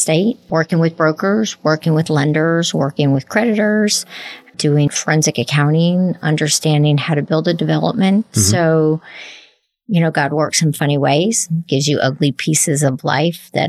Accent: New Jersey, United States; now in Lexington, United States; you can take me out of Jersey, but you can't take Jersey out of the girl

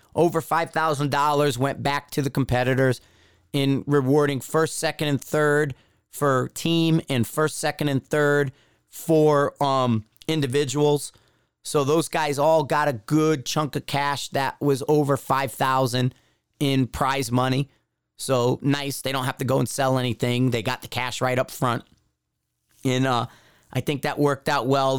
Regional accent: East Coast, United States; from the East Coast

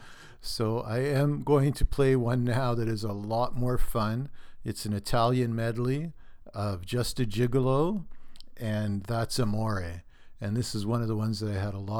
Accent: Thunder Bay, Ontario, Canada; Thunder Bay, my hometown

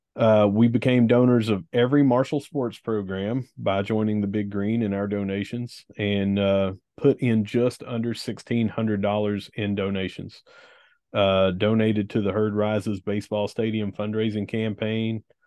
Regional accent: Gilbert, West Virginia, United States; from my hometown in Gilbert

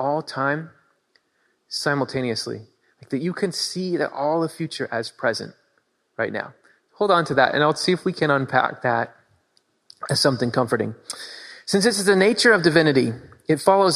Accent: Michigan, United States; now in Pennsylvania, United States; I grew up in Michigan

